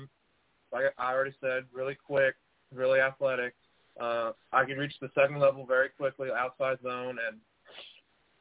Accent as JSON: {"language": "English", "town": "San Angelo", "region": "Texas", "country": "United States", "tie": "born or raised there", "also_born_or_lived": "Dallas, Texas"}